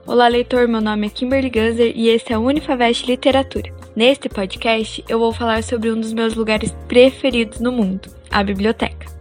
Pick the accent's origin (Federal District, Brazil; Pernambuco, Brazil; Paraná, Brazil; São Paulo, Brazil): Paraná, Brazil; interior of; moved away; eu vim do interior do Paraná, por isso o sotaque